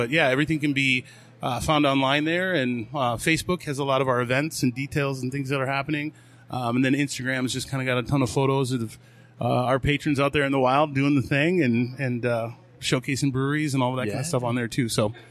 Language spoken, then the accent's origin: English; Minneapolis, Minnesota, United States; moved away; I'd probably defend Minneapolis that yeah, way. That's my hometown.